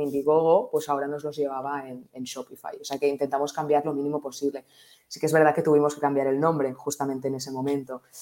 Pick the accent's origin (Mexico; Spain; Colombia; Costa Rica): Spain; Barcelona, Catalonia; yo eh, nací en Barcelona, eh, estudié aquí Administración y Dirección de Empresas en ESADE